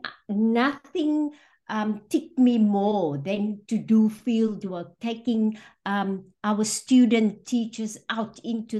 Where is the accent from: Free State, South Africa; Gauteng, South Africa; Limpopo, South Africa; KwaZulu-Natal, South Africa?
Gauteng, South Africa; Johannesburg; moved away; also born or lived in Western Cape; I was born in Johannesburg in a township called Fitas, and then moved to the outskirts in the west, a place called Nuclear, where I grew up and went